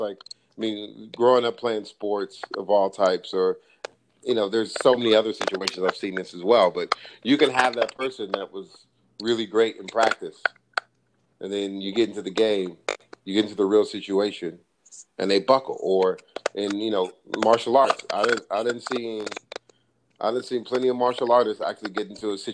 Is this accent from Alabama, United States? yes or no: no; Los Angeles, California, United States; being a Giants fan growing up in Los Angeles